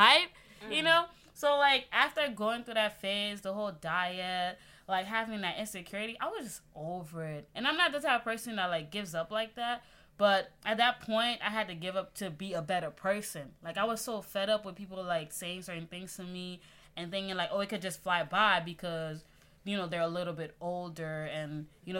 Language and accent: English; Haiti; now in United States; I'm from the Caribbean. You know, I'm proud Haitian right here